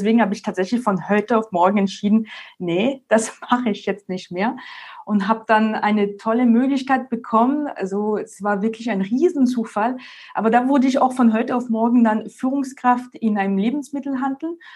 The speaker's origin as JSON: {"language": "German", "country": "France", "second_language": "German", "moved": "as an adult", "lives_now": "Munich, Germany", "said": "wie man es schön hören kann, komme ich ursprünglich aus Frankreich. Ich bin jetzt schon seit 2012 in Deutschland, in München und bin damals wegen dem Studium erstmal und dann wegen der Liebe quasi nach Deutschland."}